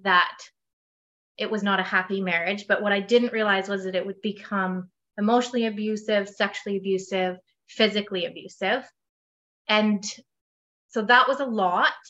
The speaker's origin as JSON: {"language": "English", "town": "Perth", "region": "Ontario", "country": "Canada", "said": "I am from Perth, Ontario, Canada."}